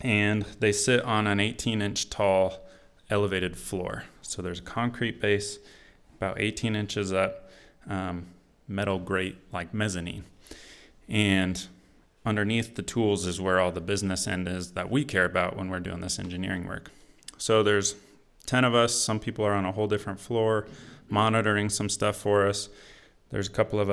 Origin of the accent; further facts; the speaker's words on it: just outside of Portland, Oregon, United States; moved away; I grew up in the Pacific Northwest, just outside of Portland, Oregon